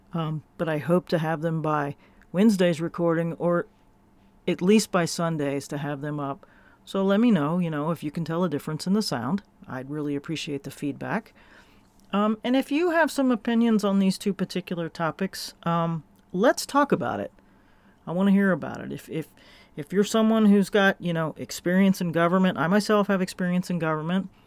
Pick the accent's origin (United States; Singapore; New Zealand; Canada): United States; Florida; I am from Florida